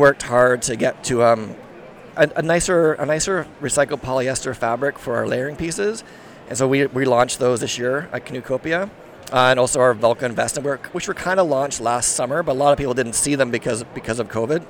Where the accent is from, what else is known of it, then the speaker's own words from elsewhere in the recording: Sweden; I'm from Sweden, my background's from Sweden